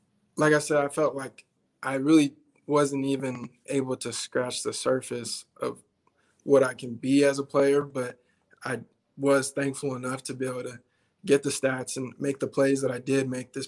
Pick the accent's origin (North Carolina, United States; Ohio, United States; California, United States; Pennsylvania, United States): California, United States; Twentynine Palms; moved away as an adult; also born or lived in Albuquerque, New Mexico; now in Nebraska, United States; I was originally born in Albuquerque, New Mexico, and I have a lot of family in New Mexico. So we moved from New Mexico to California when I was, six or seven. And from then on, we just stayed in California